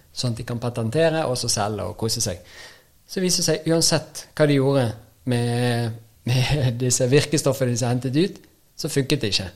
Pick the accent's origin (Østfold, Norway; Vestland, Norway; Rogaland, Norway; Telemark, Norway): Vestland, Norway; Bergen; moved away; Jeg kommer jo fra Bergen, så det er jo en egen, eget land